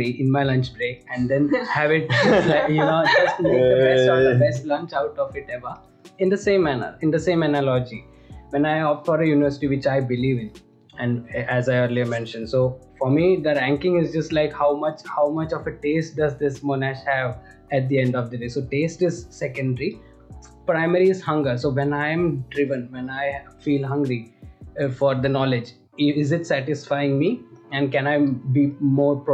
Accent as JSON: {"language": "English", "country": "India", "moved": "yes"}